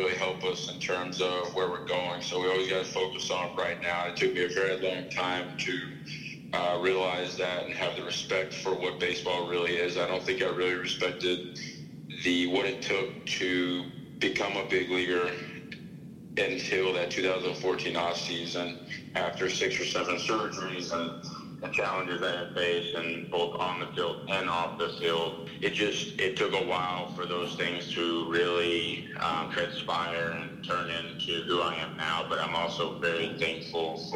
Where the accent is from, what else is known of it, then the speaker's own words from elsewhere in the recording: United States; I'm an American